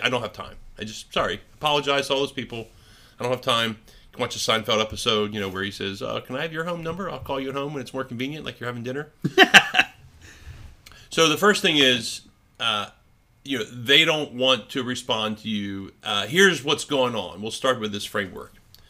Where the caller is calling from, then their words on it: Rhode Island, United States; I was calling from Rhode Island to Florida. And I had a Rhode Island number.